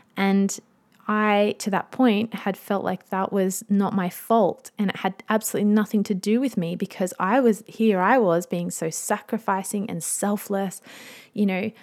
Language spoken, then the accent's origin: English; Australia; I'm an Aussie mum in my thirties